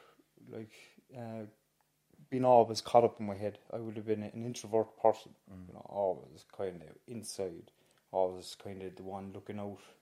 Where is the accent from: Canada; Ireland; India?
Ireland; Cork, Munster; I grew up in Hollyhill, Arcullen, James, a few doors down from you.